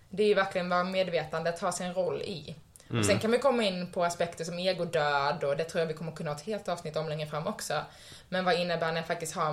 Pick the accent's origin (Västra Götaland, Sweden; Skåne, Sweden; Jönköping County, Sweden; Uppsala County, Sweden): Skåne, Sweden; born there; now in Stockholm, Sweden; jag är född i Skåne, jag bor i Stockholm, jag jobbar som det här.